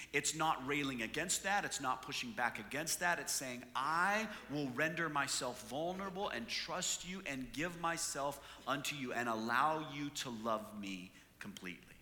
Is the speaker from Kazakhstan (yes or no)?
no; Canada; moved away; I'm from Canada